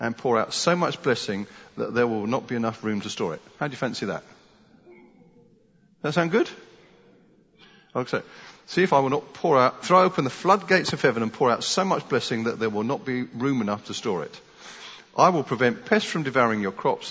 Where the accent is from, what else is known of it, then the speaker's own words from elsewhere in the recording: United Kingdom; as British people